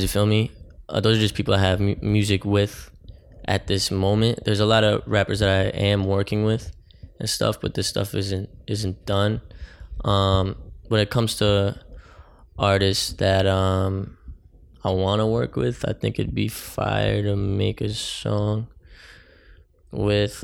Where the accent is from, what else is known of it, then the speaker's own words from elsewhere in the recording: Oakland, New Jersey, United States; now in Jersey City, United States; my hometown, Oakland